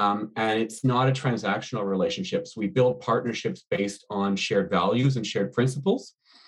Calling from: Toronto, Ontario, Canada; I'm joining today from Toronto

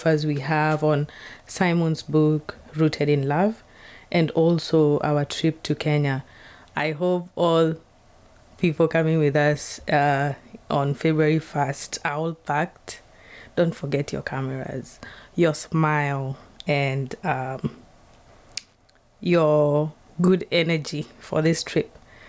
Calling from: Seattle, Washington, United States

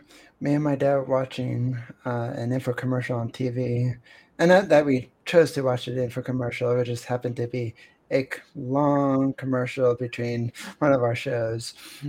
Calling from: Pennsylvania, United States; I'm connecting from Pennsylvania, and it's really cold outside.

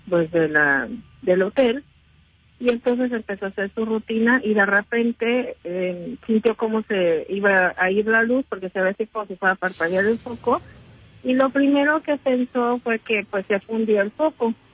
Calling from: Benito Juárez, Mexico City, Mexico; Sí, de la candente alcaldía de la Benito Juárez.

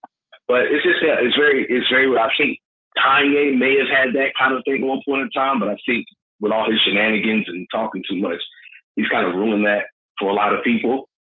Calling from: Greensboro, North Carolina, United States; Calling from Greensboro, North Carolina.

